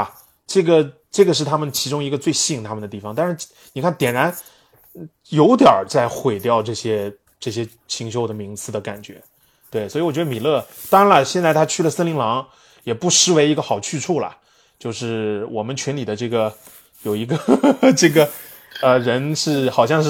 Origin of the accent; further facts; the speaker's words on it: Canada; 我们加拿大人啊，是这个我也是